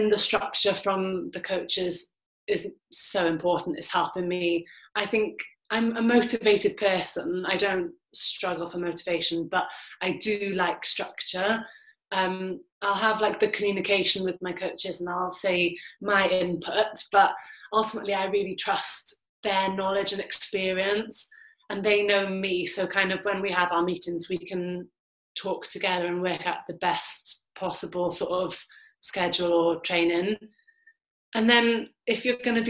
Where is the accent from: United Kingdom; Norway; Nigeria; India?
United Kingdom; Wales; with being Welsh